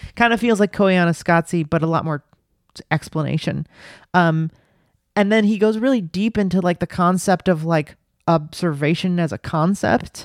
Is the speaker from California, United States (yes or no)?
yes; Los Angeles, California, United States; now in New York City, United States; I grew up in Los Angeles in the nineties